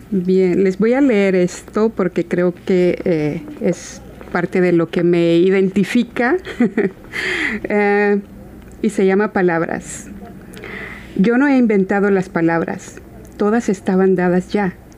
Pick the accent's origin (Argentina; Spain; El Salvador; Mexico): El Salvador; por parte de nuestro país, de El Salvador, de donde yo soy